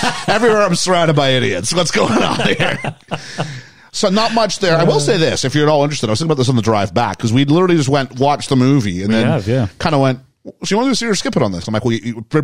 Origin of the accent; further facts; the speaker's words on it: Canada; When I was a kid, you know, 13, 14 years old, growing up in Canada